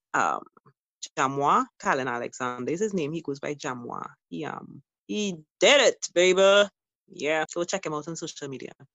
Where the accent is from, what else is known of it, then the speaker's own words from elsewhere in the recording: Trinidad & Tobago; as a Trinidadian